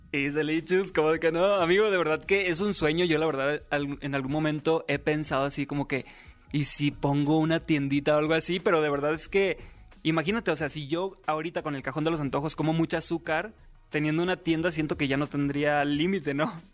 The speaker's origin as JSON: {"language": "Spanish", "town": "Los Mochis", "region": "Sinaloa", "country": "Mexico", "tie": "born or raised there", "moved": "yes", "said": "yo nací en Los Moches, Sinaloa. Ya tengo algunos años viviendo aquí"}